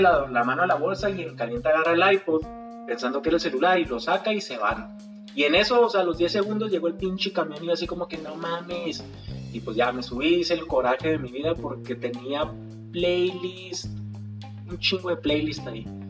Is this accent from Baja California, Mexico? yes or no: no; Chihuahua, Mexico; soy de Chihuahua, Chihuahua